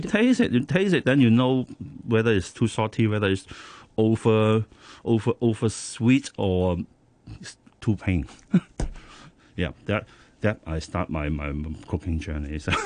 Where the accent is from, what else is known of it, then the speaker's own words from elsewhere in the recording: Hong Kong; I was born in Hong Kong. So um, when I was a kid, I think until now, most of the food I, I, I, I, I ate Cantonese local food